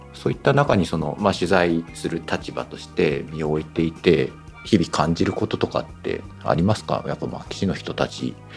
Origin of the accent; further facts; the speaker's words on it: Fukuoka, Japan; 私福岡ですけども